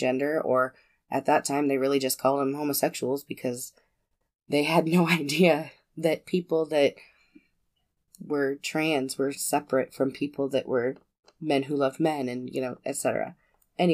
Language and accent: English; United States; we're American